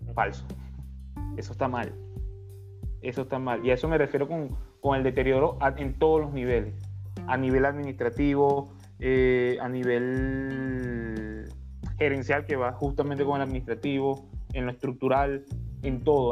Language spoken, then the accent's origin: Spanish; Venezuela; somos nosotros los venezolanos